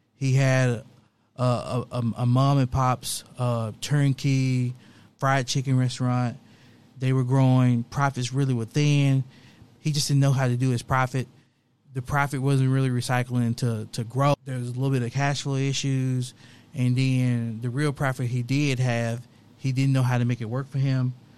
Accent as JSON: {"language": "English", "town": "Memphis", "region": "Tennessee", "country": "United States", "tie": "born or raised there", "said": "I'm from the South, grew up modest, low, middle income, originally from Memphis, Tennessee"}